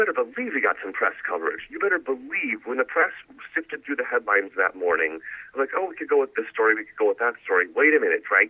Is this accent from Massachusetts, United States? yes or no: no; Milwaukee, Wisconsin, United States; I'm from Milwaukee, Wisconsin, born to a famous dairy celebrity and the owner of a German restaurant